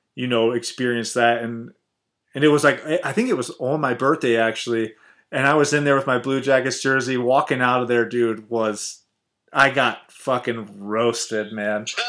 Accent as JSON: {"language": "English", "region": "Ohio", "country": "United States", "tie": "born or raised there", "said": "I grew up here in Ohio, going to Ohio State Buckeyes games"}